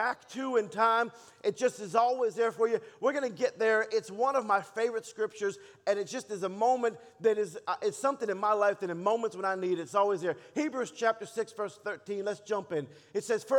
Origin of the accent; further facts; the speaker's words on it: Baltimore, Maryland, United States; also born or lived in Dallas, United States; now in Texas, United States; I was born and raised in Baltimore